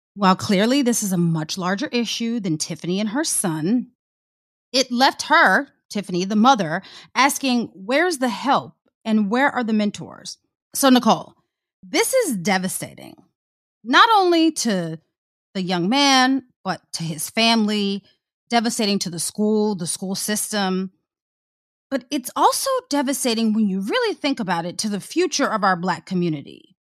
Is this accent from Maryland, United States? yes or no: yes; Prince George's County, Maryland, United States; I'm from P G